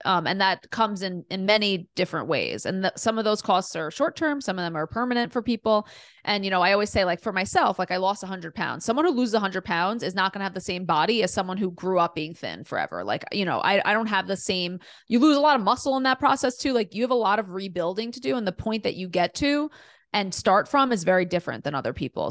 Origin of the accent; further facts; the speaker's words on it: New York City, New York, United States; also born or lived in Delaware; I grew up in Queens, New York, in a super diverse, amazing neighborhood